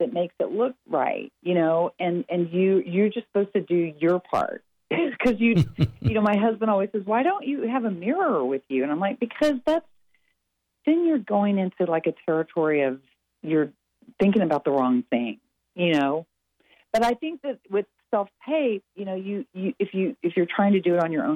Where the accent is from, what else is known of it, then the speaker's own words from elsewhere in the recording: Texas, United States; I am from Texas